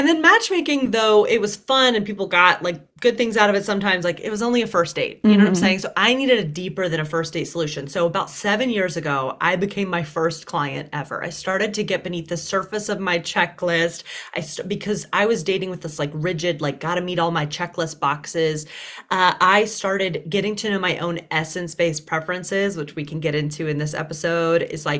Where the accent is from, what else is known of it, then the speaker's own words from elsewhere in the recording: Deep South, United States; I was raised in the Deep South, which only added to the like, you're too much label.